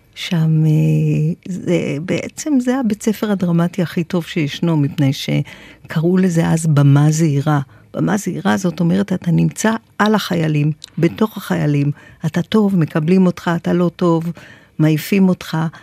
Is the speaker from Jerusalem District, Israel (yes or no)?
no; Tel Aviv, Tel Aviv District, Israel; גדלתי בתל אביב, פלורנטין